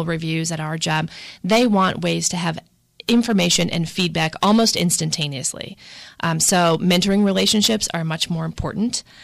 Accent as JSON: {"language": "English", "town": "Milwaukee", "region": "Wisconsin", "country": "United States", "tie": "born or raised there", "moved": "as an adult"}